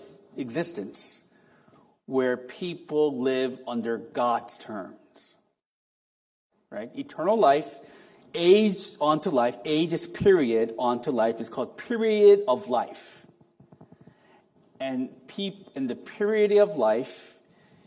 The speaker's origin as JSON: {"language": "English", "country": "South Korea", "tie": "born or raised there", "moved": "yes", "said": "I was raised in Korea. I'm an apartment fellow. I feel comfortable in concrete jungle."}